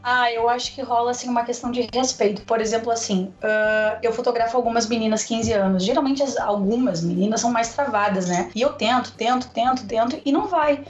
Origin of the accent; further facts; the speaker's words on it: Porto Alegre, Rio Grande do Sul, Brazil; Eu sou natural de Porto Alegre, estou morando no interior, numa cidade chamada Amaral, bem pequenininho, no norte do estado.